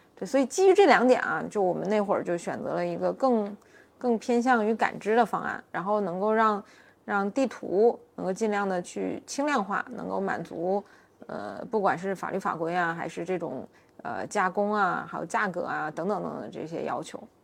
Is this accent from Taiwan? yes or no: no; Northeast China, China; 我是东北人，我们那儿开车就相对来说要生猛一些